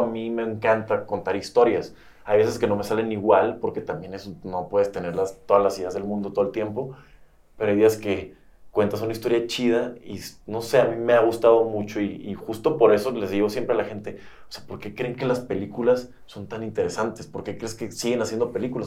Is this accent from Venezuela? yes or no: no; Tijuana, Baja California, Mexico; moved away as an adult; also born or lived in San Diego / Monterrey / Mexico City; de Baja California, de donde yo soy originalmente